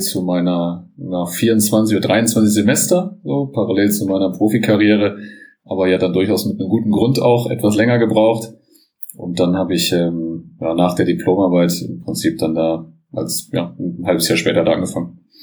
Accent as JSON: {"language": "German", "town": "Bonn", "region": "North Rhine-Westphalia", "country": "Germany", "tie": "born or raised there", "said": "ich bin aufgewachsen am Sportplatz direkt, am guten alten Wasserland in Bonn"}